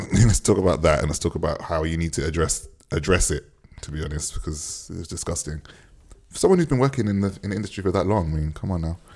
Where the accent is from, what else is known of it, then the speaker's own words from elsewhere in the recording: Jamaica; as a Jamaican